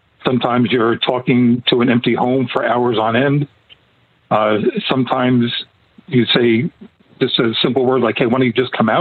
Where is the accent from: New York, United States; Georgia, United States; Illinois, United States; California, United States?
New York, United States; accent: Queens, New York; now in South Florida, United States; I'm from New York